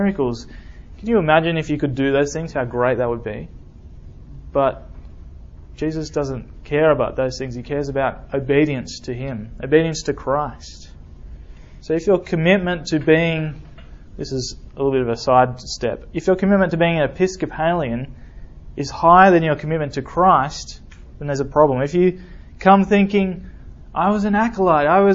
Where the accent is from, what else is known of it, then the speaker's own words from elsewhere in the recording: Australia; moved away as an adult; now in Alabama, United States; I'm from Australia.